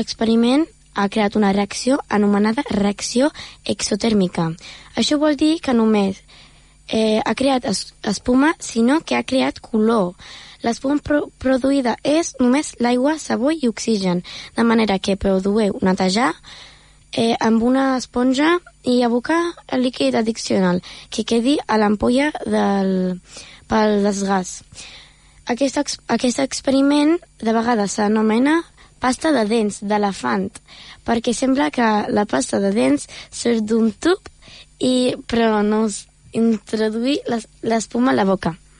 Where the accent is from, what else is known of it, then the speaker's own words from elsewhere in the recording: Germany; now in Premià de Mar, Spain; jo sóc d'Alemanya